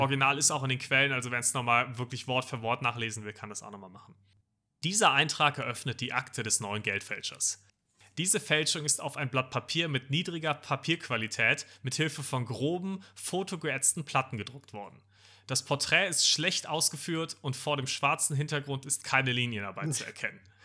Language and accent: German; Germany; als Deutscher